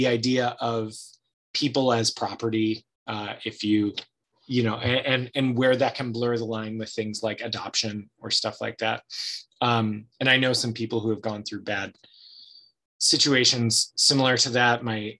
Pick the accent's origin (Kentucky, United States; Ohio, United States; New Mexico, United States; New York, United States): Ohio, United States; also born or lived in California / Louisiana / Chicago / Los Angeles; now in Oregon, United States; I grew up in Ohio